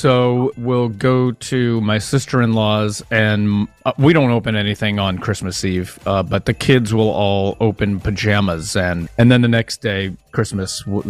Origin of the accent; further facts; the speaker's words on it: Pennsylvania, United States; I grew up in Pennsylvania and it snowed hard during the holidays